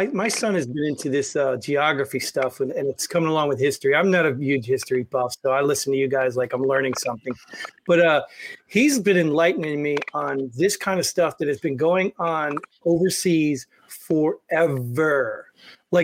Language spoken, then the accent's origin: English; New Jersey, United States; moved away; because I grew up in Jersey and I moved out of Jersey